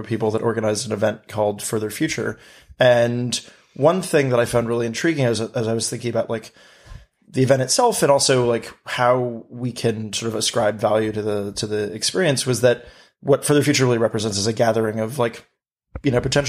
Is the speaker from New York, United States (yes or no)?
yes; New York City, New York, United States; growing up in New York City